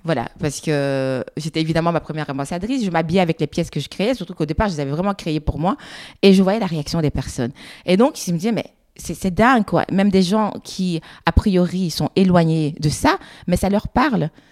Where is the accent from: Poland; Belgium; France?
Belgium; Brussels, Brussels-Capital Region; Je suis belge, je suis bruxellois